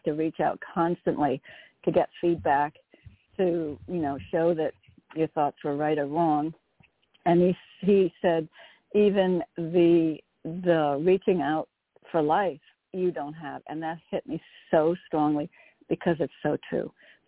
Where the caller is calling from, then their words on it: Connecticut, United States; from Connecticut.